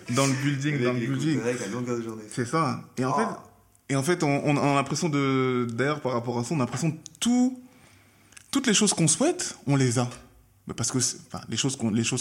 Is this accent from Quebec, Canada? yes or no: no; Peace River, Alberta, Canada; je savais que chez moi, à Peace River et vers la paix, il y avait rien. On le savait. Il y avait zéro cas.